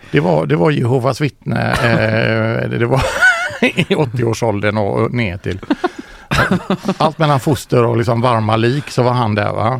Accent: Ucklum, Västra Götaland, Sweden; moved away; also born or lived in Biskopsgården, Gothenburg; Mamma bor ju fortfarande i Ucklum. Vi, jag växte upp i Komperö

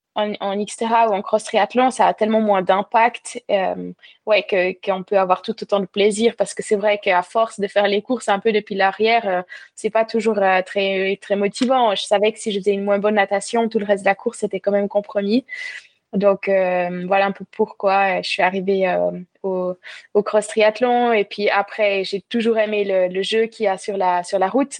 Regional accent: Val-de-Ruz, Neuchâtel, Switzerland; moved away as an adult; also born or lived in Lausanne, Switzerland / Vevey, Switzerland; now in La Tour-de-Peilz, Switzerland; j'ai grandi dans le canton de, Neuchâtel, au Val de Rue

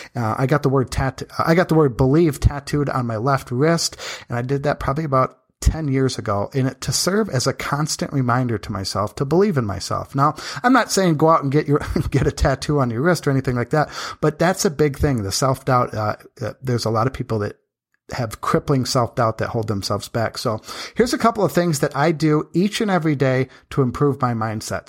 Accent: Michigan, United States; now in Las Vegas, United States; I'm from Michigan where they used to average about a hundred sunny days a year

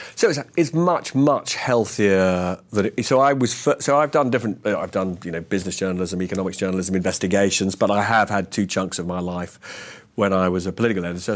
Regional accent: London, United Kingdom; I grew up and live in North London

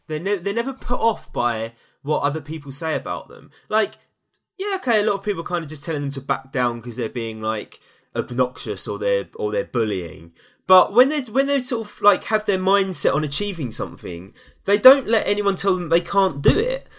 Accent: London, United Kingdom; I hail from East London

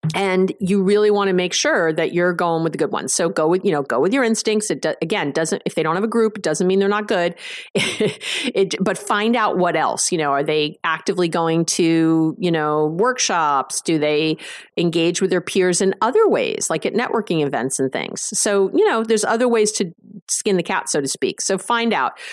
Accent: New York, United States; I'm a Jew from New York.

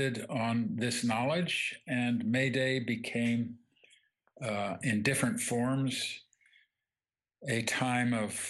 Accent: England, United Kingdom; I grew up in England

